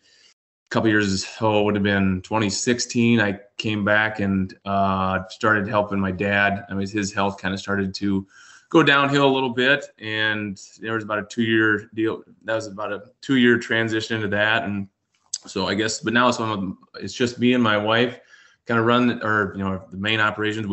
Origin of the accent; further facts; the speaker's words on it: South Central South Dakota, United States; born and raised in South Central South Dakota here. We're about 30 miles west of Mitchell